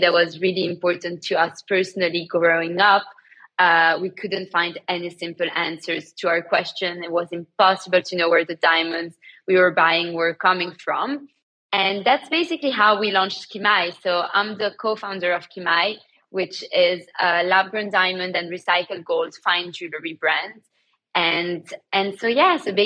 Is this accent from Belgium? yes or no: yes; Antwerp, Flanders, Belgium; moved away as an adult; now in London, United Kingdom; I grew up in Belgium, in Antwerp, and moved to London. I've been living in London for the past 10 years.